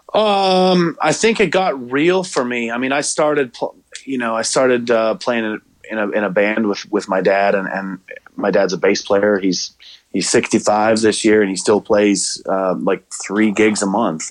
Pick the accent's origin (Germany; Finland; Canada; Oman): Canada; Pembroke, Ontario; moved away as an adult; now in Hendersonville, Tennessee, United States; I host in my hometown of Pembroke.